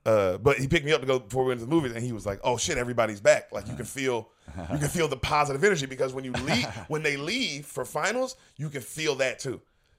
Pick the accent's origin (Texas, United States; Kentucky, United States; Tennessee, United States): Tennessee, United States; Memphis; also born or lived in Los Angeles; now in Austin, United States; I'm from Memphis, Tennessee.